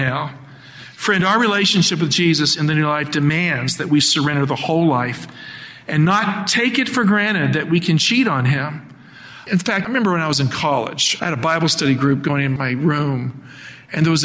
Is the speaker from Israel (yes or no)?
no; Appalachia, United States; I grew up in Appalachia